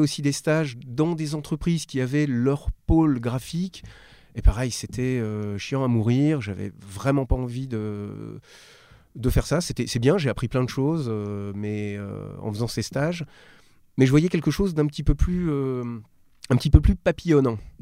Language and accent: French; Strasbourg, Grand Est, France; Je viens d'une, d'une ville moyenne, je suis originaire de Strasbourg.